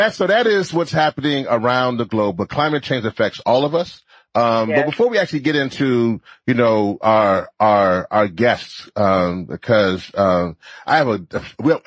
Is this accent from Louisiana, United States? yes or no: yes; Louisiana, United States; I'm from Louisiana. I was born there